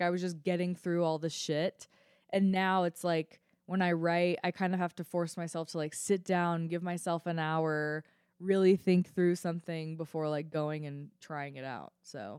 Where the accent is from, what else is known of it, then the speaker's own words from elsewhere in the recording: Boulder, Colorado, United States; I'm the worst Colorado resident. I am. Because I grew up here. Like, I grew up in Boulder, and, like, I think I was forced to hike as a kid.